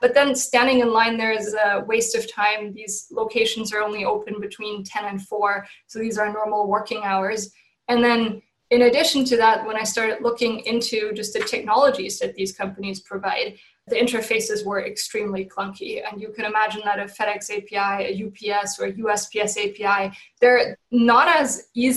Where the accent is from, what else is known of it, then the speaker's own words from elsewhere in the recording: Germany; moved away as an adult; now in San Francisco, United States; I'm originally from Germany.